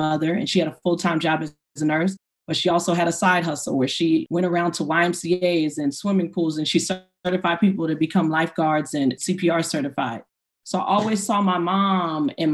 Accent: Inglewood, California, United States; growing up in Inglewood, I would go, you know, get my hair, my braiding hair for the weekend.

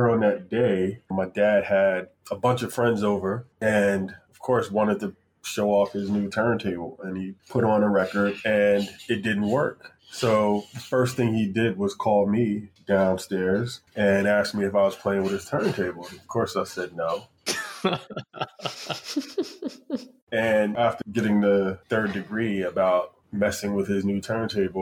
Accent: Plainfield, New Jersey, United States; I grew up in Plainfield, New Jersey

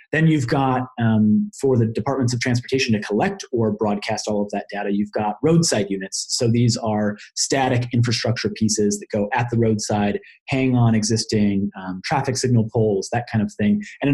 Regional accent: Colorado, United States; like my home state of Colorado

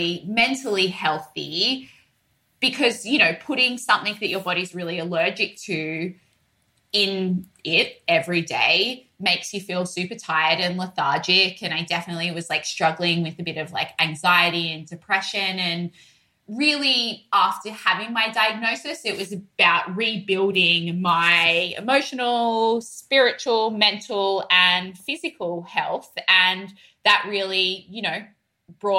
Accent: Sydney, New South Wales, Australia; accent: broad Australian; moved away as an adult; now in New York, United States; I'm from Sydney

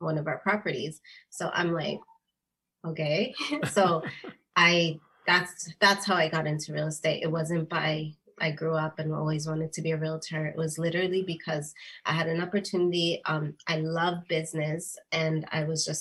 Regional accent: Virginia Beach, Virginia, United States; now in Canada; I grew up in Virginia Beach

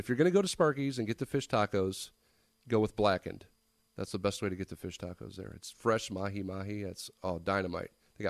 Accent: Cleveland, or Toledo, Northwest Ohio, United States; moved away as an adult; now in Florida Keys, United States; I grew up in Cleveland, Ohio, or Toledo, you know, Northwest Ohio, and this is just a much better place to raise kids

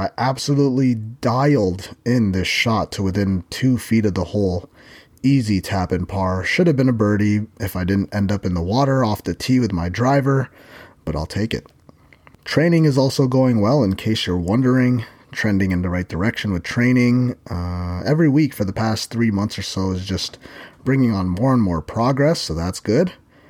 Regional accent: Philippines; And being Filipino, I basically eat rice for every meal.

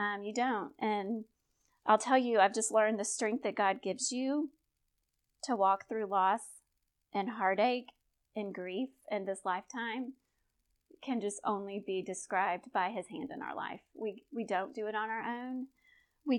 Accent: Conroe, Texas, United States; I'm a gal from Conroe, Texas. I was Miss Cut and Shoot

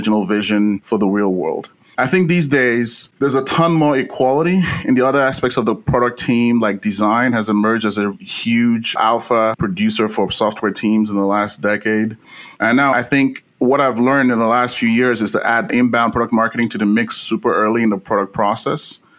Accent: Nigeria; moved away as an adult; now in United States; I was born in Nigeria and I came to the US to do grad school at USC

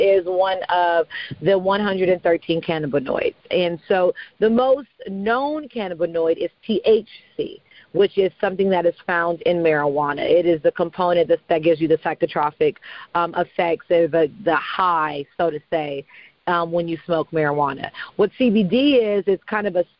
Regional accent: California, United States; I'm from California

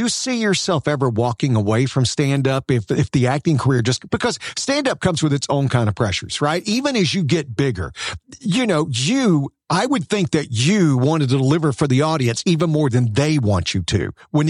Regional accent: the South, United States; I grew up in the South too.

